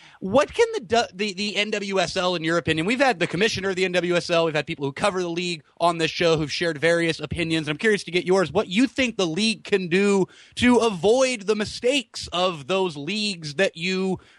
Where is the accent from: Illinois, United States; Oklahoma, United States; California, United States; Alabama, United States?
California, United States; San Jose; growing up in the Bay Area for me and in the San Jose area